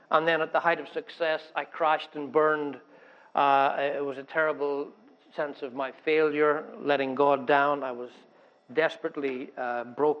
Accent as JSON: {"language": "English", "region": "Northern Ireland", "country": "United Kingdom", "tie": "born or raised there", "also_born_or_lived": "Scotland", "said": "I grew up in Northern Ireland"}